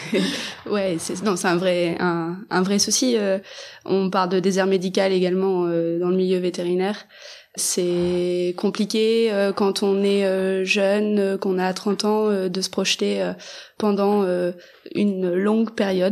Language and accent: French; Mayenne, Pays de la Loire, France; chez nous en Mayenne